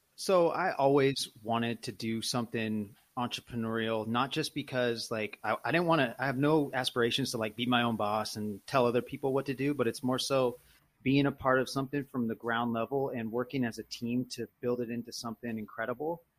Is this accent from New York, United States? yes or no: no; Sacramento, California, United States; also born or lived in Fresno; now in Oakland, United States; born in Fresno, but Sacramento, I call, it's like my hometown. Now live in Oakland